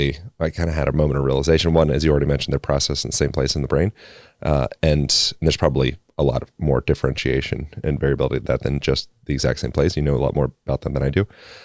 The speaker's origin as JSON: {"language": "English", "region": "Pennsylvania", "country": "United States", "said": "Originally Pennsylvania."}